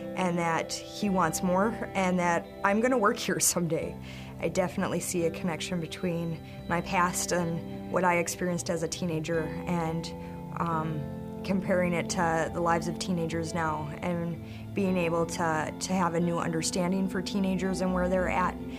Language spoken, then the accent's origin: English; Stillwater, Minnesota, United States; was not from the White Bear area. I was from Stillwater